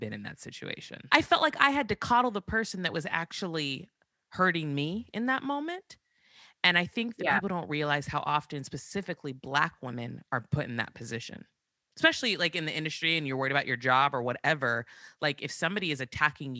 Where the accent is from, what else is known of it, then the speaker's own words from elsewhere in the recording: Santa Barbara, California, United States; I grew up in Santa Barbara.